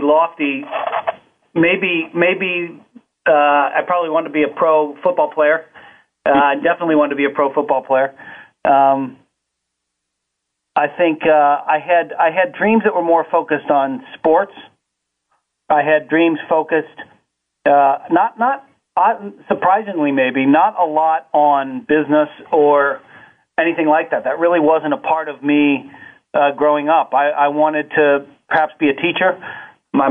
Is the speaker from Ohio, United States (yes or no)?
yes; Cincinnati, Ohio, United States; I grew up on the west side of Cincinnati in Price Hill.